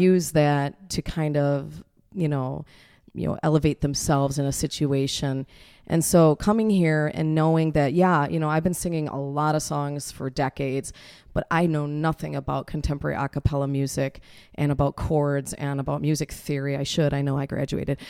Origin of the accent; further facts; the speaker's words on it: Kenosha, Wisconsin, United States; I was born here in Kenosha